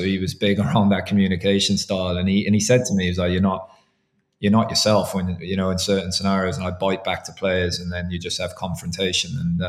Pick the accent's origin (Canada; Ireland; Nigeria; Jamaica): Ireland; as Irish officials, we do the English French games for neutrality purposes.